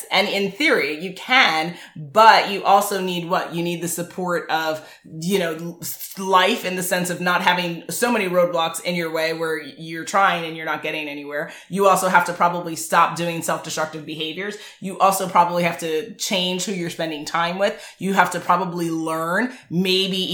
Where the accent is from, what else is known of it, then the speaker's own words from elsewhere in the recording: New York City, New York, United States; I grew up middle class in Lower East Side of Manhattan